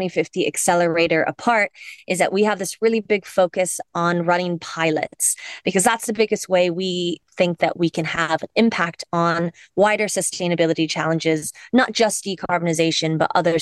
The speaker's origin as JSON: {"language": "English", "town": "Cupertino", "region": "California", "country": "United States", "tie": "born or raised there", "moved": "as an adult", "lives_now": "Ireland", "said": "I come from the States. I was born and raised in the Silicon Valley in Cupertino"}